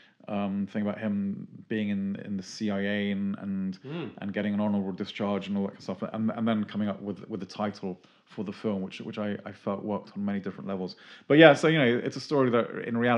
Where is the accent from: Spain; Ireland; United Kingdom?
United Kingdom; Tunbridge Wells, South East England; I'm from Tunbridge Wells, rural Tunbridge Wells originally